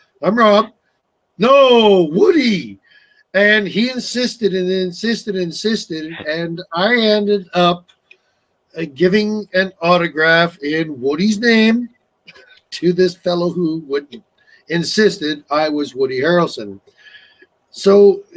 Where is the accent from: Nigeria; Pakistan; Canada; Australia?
Canada; Newfoundland and Labrador; moved away; I grew up in Newfoundland, so I used to watch Derby quite often